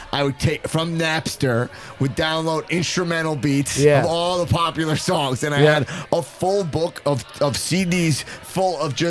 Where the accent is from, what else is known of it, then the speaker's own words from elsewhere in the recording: Long Island, New York, United States; I'm a Jew from Long Island in my 30s